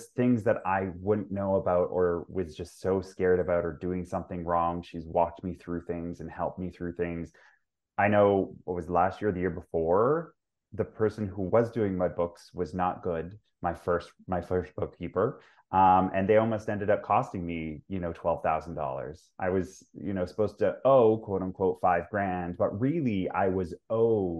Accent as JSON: {"language": "English", "town": "Vancouver", "region": "British Columbia", "country": "Canada", "tie": "born or raised there", "said": "I grew up in Vancouver as well, like in BC."}